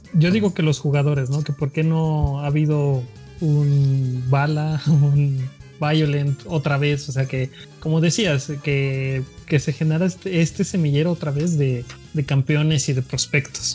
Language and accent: Spanish; Mexico; como mexicanos